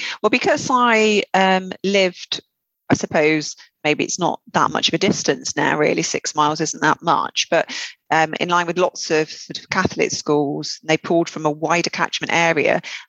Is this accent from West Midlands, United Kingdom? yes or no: yes; West Midlands, United Kingdom; accent: Black Country; Black Country girl, even though my sister, who's still there, thinks I'm a traitor because I've lost my accent.